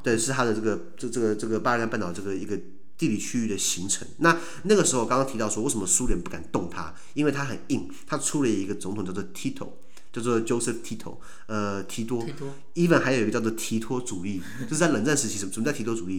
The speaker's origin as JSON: {"language": "Chinese", "country": "Taiwan", "said": "就是我们台湾"}